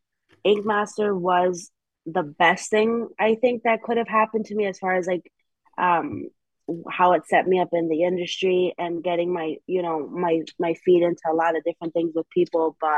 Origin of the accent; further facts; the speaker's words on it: New Haven, Connecticut, United States; It's where I'm born and raised in New Haven. I've lived in other cities here and there. I've lived in West Haven for a little bit, Hamden for a little bit.